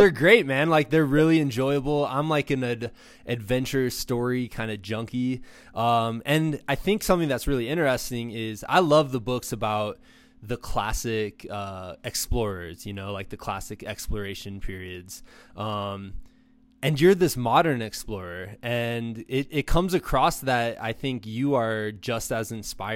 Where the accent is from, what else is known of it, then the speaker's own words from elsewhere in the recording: Iowa, United States; moved away; I'm from Iowa originally. So when I sat at my house in Iowa